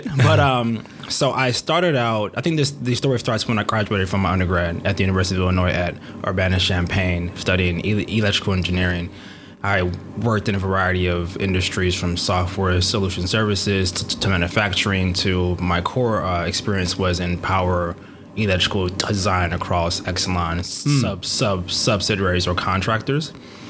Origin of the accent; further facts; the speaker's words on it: Nigeria; I'm a Nigerian black male.